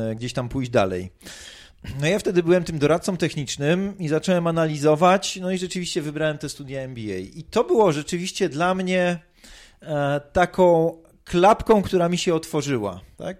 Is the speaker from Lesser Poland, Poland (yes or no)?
yes; Tarnów, Lesser Poland, Poland; urodziłem się w Tarnowie